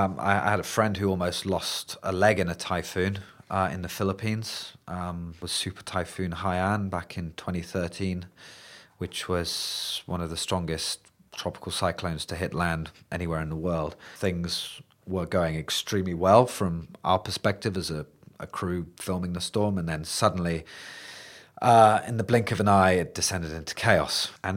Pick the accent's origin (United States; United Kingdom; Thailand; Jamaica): United Kingdom; England; being interested in just thunderstorms in England, which is where I grew up, which are pretty tame, as any British people would know.